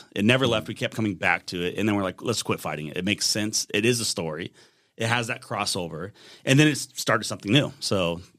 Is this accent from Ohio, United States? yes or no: no; Rogue Valley, Oregon, United States; we're from the Rogue Valley.